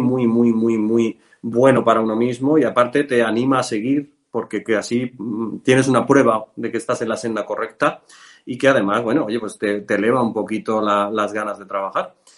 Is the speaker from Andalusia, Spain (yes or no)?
no; a village in Cuenca, Castilla-La Mancha, Spain; moved away; me vine a mi pueblo, yo soy de un pueblo de Cuenca